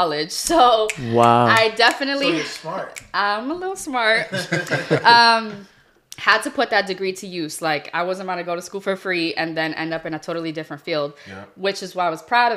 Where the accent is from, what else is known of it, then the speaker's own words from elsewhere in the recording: Boston, Massachusetts, United States; I'm from the Rosendale area